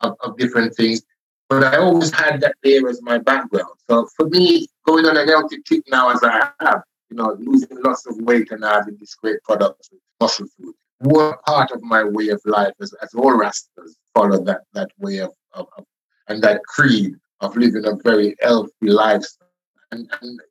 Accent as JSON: {"language": "English", "region": "Scotland", "country": "United Kingdom", "said": "I realized that I was Scottish after all. Because, you know, I was 15, 16 in school then"}